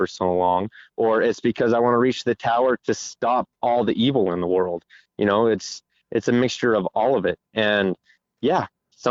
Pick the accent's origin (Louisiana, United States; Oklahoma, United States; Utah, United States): Utah, United States; I'm from Utah